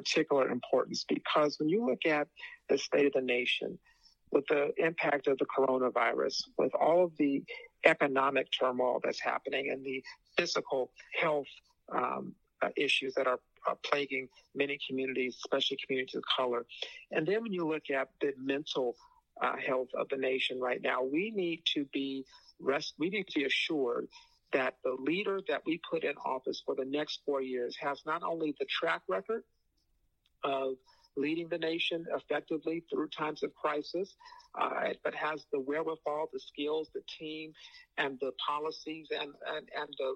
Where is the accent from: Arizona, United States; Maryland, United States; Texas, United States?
Arizona, United States; Phoenix; I'm from Phoenix, and the expression we used to use out in Phoenix